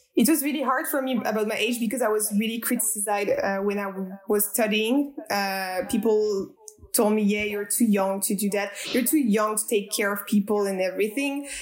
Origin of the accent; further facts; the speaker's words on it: Strasbourg, Grand Est, France; I am French. I'm coming from Strasbourg, which is a city in the east side of France.